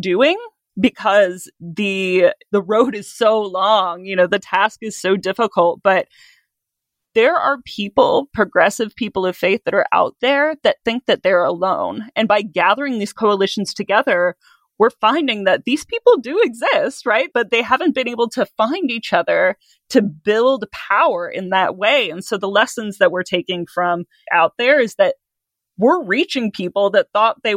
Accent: Midwest, United States; moved away; growing up in the Midwest in a very conservative area

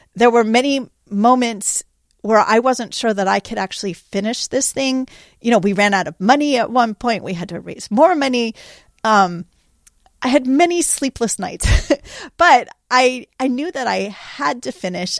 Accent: California, United States; I grew up in California. This has been my home my whole life.

